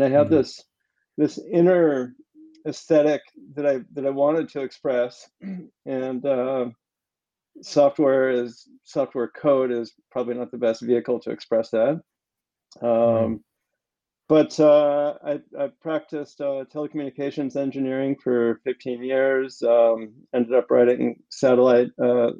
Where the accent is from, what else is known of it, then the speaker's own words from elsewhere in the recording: California, United States; moved away as an adult; also born or lived in Boulder, Colorado / Paris, France; I'm from California originally